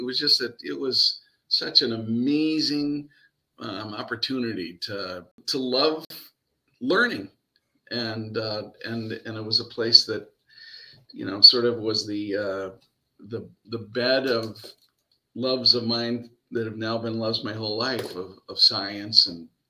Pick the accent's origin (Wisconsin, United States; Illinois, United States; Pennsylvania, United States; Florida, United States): Illinois, United States; La Grange; LaGrange, my hometown